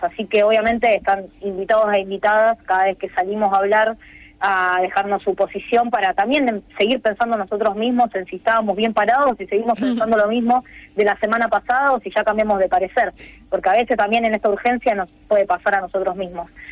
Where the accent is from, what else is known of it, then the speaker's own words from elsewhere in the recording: Rosario, Santa Fe, Argentina; nací en Rosario y todo, y voy a Rosario todos los días